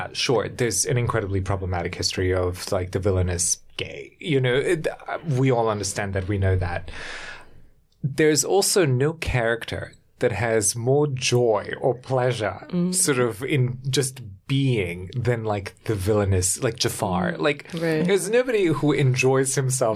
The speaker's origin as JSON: {"language": "English", "country": "Germany", "tie": "born or raised there", "said": "I grew up in Germany"}